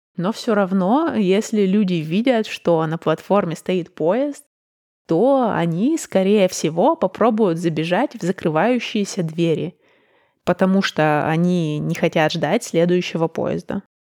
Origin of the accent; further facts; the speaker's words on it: Russia; now in Copenhagen, Denmark; В моем родном городе